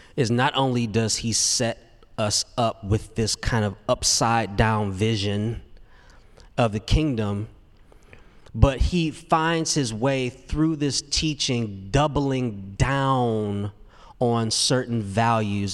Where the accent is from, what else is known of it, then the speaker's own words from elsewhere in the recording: Detroit, Michigan, United States; moved away as an adult; now in Nashville, United States; I grew up in Detroit. And man, I thought I'd be so satisfied when I moved from Detroit to Nashville to pursue career in music